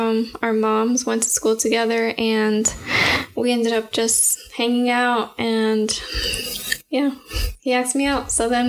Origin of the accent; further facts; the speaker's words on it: Florida, United States; also born or lived in Puerto Rico; Yes, in Florida.